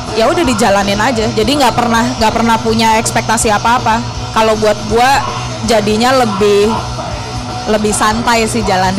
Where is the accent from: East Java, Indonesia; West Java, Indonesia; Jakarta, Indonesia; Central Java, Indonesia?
Jakarta, Indonesia; moved away as an adult; Kita berdua dari Jakarta